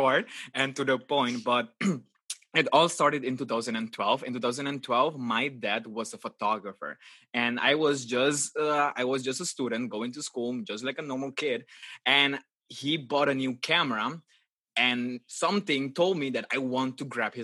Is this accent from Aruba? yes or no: yes; Aruba; now in Netherlands; I'm actually from Aruba and I was born and raised in Aruba and right now I am based in the Netherlands.